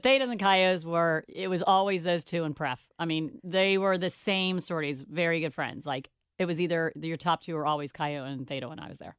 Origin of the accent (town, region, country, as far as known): Cincinnati, Ohio, United States; born or raised there